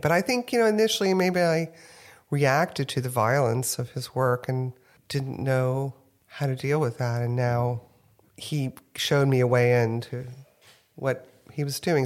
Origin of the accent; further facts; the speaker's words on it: New Orleans, Louisiana, United States; also born or lived in Houston, Texas; now in New York, United States; I grew up in New Orleans